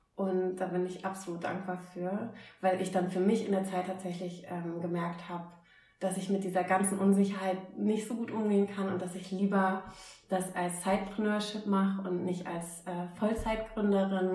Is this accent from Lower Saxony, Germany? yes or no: yes; Oldenburg, Lower Saxony, Germany; moved away as an adult; also born or lived in Groningen, Netherlands; ich komme aus Oldenburg ursprünglich. Da war ich dann die berühmte Eisverkäuferin